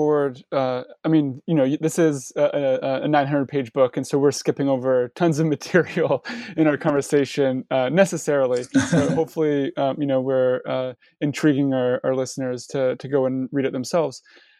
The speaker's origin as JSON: {"language": "English", "country": "Canada", "said": "As you already know, I'm Canadian, And so, you know, NAFTA, and I'm also, and I was born in 89. So I'm almost like a child of NAFTA, if you will."}